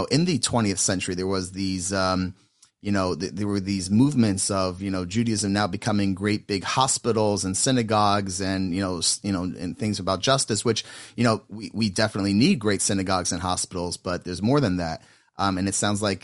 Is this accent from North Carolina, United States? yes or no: no; Atlanta, Georgia, United States; I'm from Atlanta